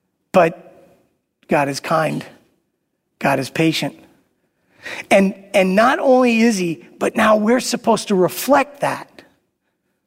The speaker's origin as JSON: {"language": "English", "town": "New York City", "region": "New York", "country": "United States", "tie": "born or raised there", "said": "I grew up in Brooklyn"}